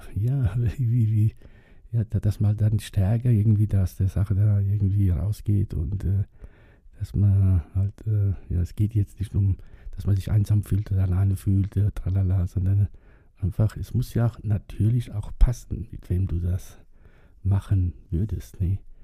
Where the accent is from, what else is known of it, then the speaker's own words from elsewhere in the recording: Germany; bei uns in Germany